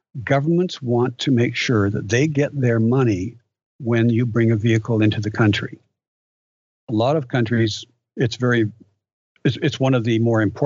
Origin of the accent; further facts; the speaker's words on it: Canada; I'm from Canada